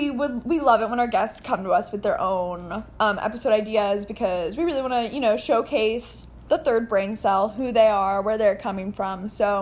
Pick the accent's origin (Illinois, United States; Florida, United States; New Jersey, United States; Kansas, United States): New Jersey, United States; just because we're from Joyzy doesn't mean we're all snooky.